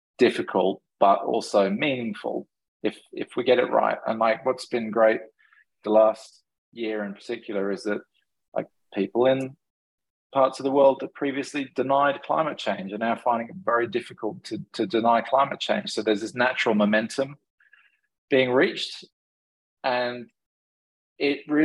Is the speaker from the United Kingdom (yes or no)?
yes; England, United Kingdom; moved away; I grew up in England sailing a lot